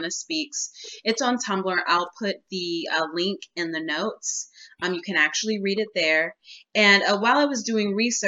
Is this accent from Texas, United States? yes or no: yes; Dallas, Texas, United States; moved away as an adult; also born or lived in Oklahoma; now in Southern California, United States; I was born in a small town in Oklahoma, but I grew up in Dallas, Texas